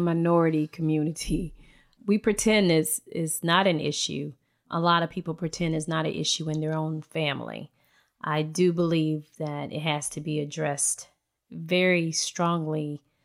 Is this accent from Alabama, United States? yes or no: yes; Point Clear, Alabama, United States; moved away as an adult; also born or lived in Houston; I am from Baldwin County. born and raised in Point Clear area